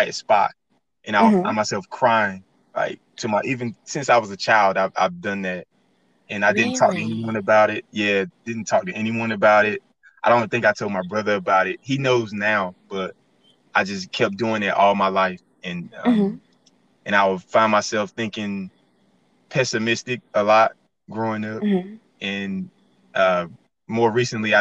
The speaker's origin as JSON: {"language": "English", "town": "Goldsboro", "region": "North Carolina", "country": "United States", "also_born_or_lived": "Elizabeth City, North Carolina / Pembroke, North Carolina", "moved": "as an adult", "lives_now": "Fayetteville, United States", "said": "I'm from Goldsboro, North Carolina. And I moved to Fayetteville after graduating college"}